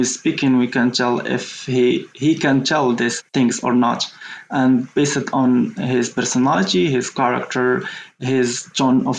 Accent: Morocco; I'm from Morocco

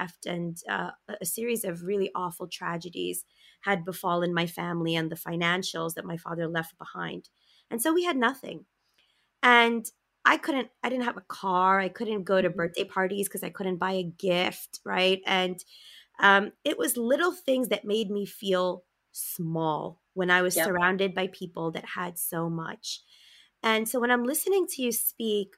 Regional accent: New York City, New York, United States; also born or lived in Long Island; I grew up in Brooklyn. I was born and raised, three generations

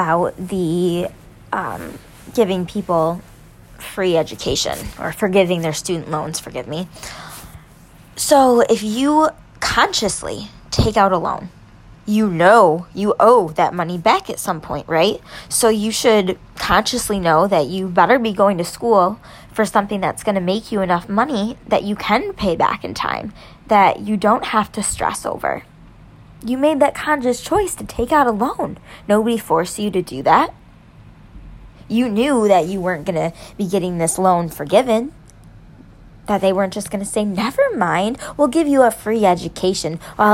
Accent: New York, United States; I'm a New Yorker, okay? I'm a conservative in New York

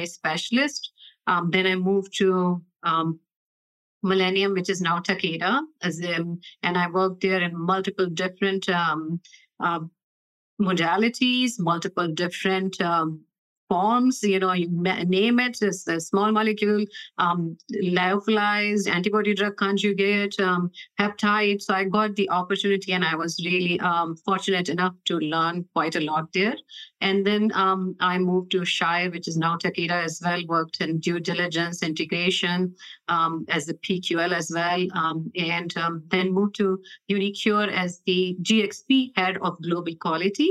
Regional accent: Boston, Massachusetts, United States; now in Los Angeles, United States; I'm originally from Boston, and currently I live in LA near Kite headquarters

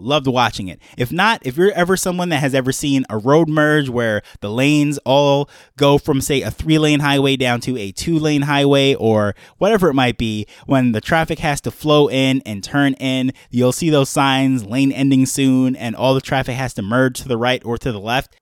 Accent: New York, United States; growing up in New York

